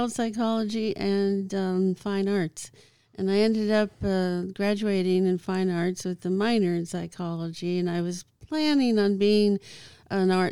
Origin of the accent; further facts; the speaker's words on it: Vancouver, British Columbia, Canada; I um, started out in Canada. Um, I was born in Vancouver, Canada.